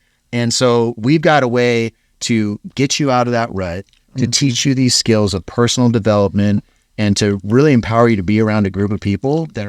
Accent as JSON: {"language": "English", "region": "Hawaii", "country": "United States", "said": "I came from Hawaii, and now I'm in Utah."}